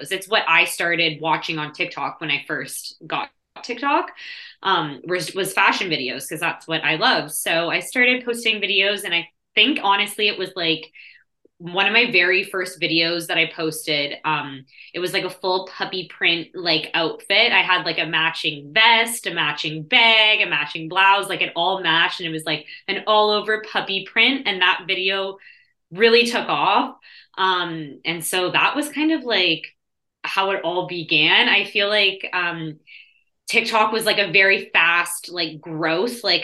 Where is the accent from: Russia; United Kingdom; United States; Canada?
Canada; Toronto, Ontario; I guess I'm also Canadian. I'm from Canada, Toronto